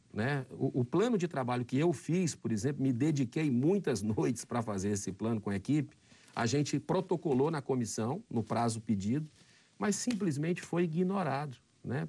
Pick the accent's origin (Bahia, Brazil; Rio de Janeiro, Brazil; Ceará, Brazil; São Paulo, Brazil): Ceará, Brazil; Fortaleza; No estado do Ceará, na minha capital, Fortaleza, onde eu nasci